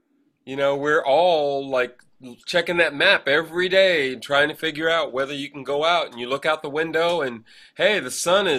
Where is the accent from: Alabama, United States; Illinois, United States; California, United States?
California, United States; Claremont; now in San Francisco Bay Area, United States; I grew up down there